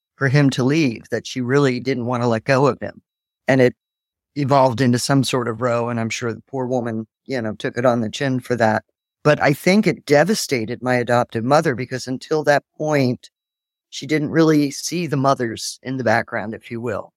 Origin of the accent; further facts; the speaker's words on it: Philadelphia, Pennsylvania, United States; moved away as an adult; also born or lived in Cork, Ireland; I was, um, sent to a couple in Philadelphia and spent most of my, well, growing up until I was about twenty-three, living there, going to school there.